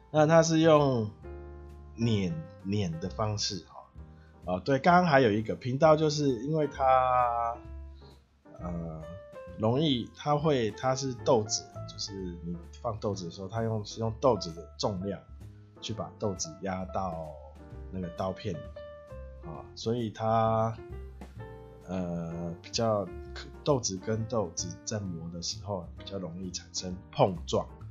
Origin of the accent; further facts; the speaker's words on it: Taiwan; 我是台湾的咖啡小农